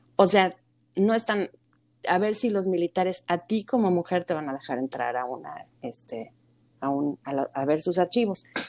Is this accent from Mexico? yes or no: yes; Mexico; moved away as an adult; creciendo en México